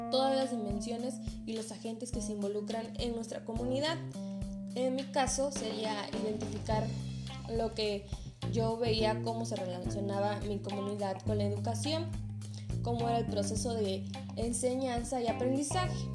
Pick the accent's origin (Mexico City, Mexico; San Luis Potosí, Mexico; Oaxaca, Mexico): Oaxaca, Mexico; Cuilapan de Guerrero; en mi comunidad que es Cuilapan